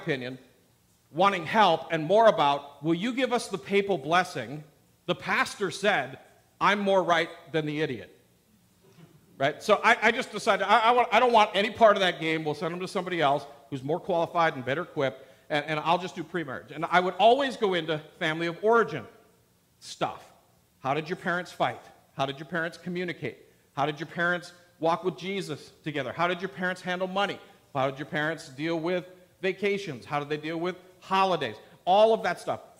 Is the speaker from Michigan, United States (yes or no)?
yes; Upper Peninsula of Michigan, United States; moved away; also born or lived in Wisconsin / Portland, Oregon; I grew up in Wisconsin, Michigan, in the Upper Peninsula, the UP